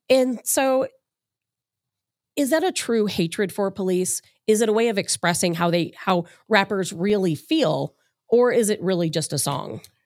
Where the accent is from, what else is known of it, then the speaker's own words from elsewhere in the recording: Chicago, Illinois, United States; now in St. Louis, United States; I'm from Chicago.